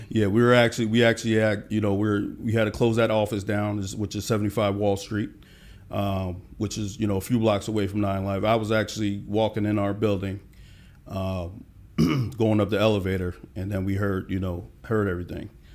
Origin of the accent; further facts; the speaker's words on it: Allentown, Pennsylvania, United States; now in Atlanta, United States; I'm from a small town, uh, Allentown, Pennsylvania